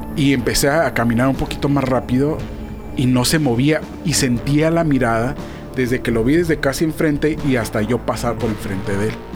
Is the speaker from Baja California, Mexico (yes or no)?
yes; Tijuana, Baja California, Mexico; Yo siendo tijuanense